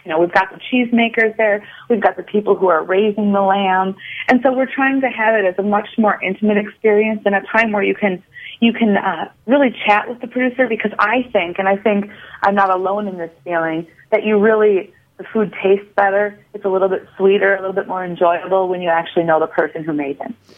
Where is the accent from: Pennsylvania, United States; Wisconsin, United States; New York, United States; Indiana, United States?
Wisconsin, United States; Fort Atkinson; also born or lived in Madison, Wisconsin; I grew up in Fort Atkinson, Wisconsin.